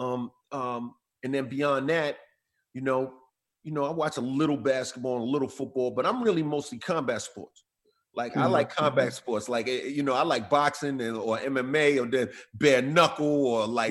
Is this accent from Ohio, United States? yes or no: no; New York City, New York, United States; growing up in Queens